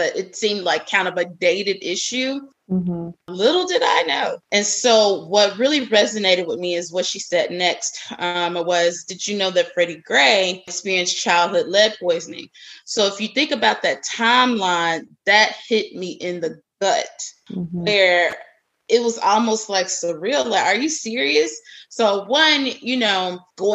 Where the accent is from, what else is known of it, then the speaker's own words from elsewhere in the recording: Memphis, Tennessee, United States; moved away as an adult; also born or lived in Nashville, Tennessee / Washington, D.C.; I am originally from Memphis, Tennessee